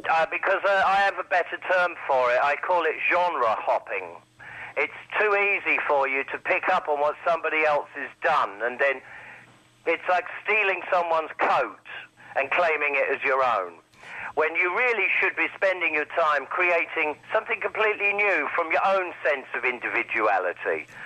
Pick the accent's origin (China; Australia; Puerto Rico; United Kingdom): United Kingdom; Indeed, I am a British product myself